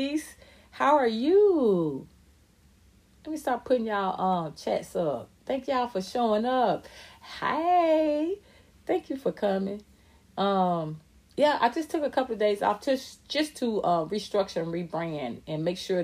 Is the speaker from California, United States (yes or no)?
no; Atlanta, Georgia, United States; I was raised in Atlanta. I'm from Atlanta, ATL